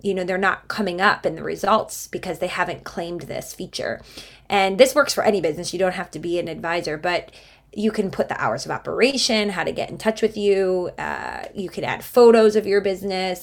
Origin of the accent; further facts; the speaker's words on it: Cleveland, Ohio, United States; So we had a very, very lively house growing up in Cleveland, Ohio.